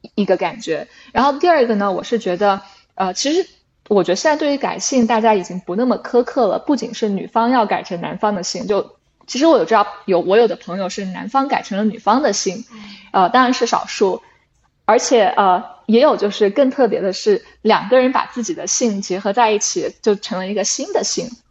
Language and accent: Chinese; China; moved away; 我是在中国长大的小孩的，就中国